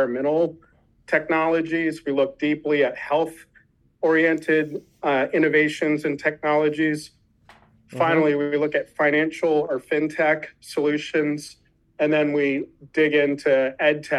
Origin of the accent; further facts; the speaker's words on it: Washington, District of Columbia, United States; I grew up in Washington, D.C.